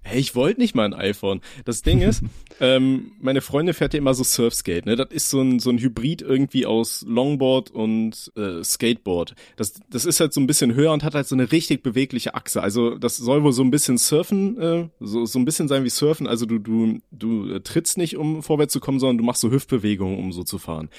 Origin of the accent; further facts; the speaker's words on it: Aachen, North Rhine-Westphalia, Germany; ich komme ja aus Aachen